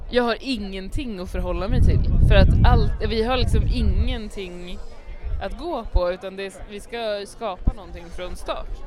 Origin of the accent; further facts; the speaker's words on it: Västra Götaland, Sweden; min kompis Martin brukar alltid, när han ska vara västgötsk, vi är ju från Västergötland.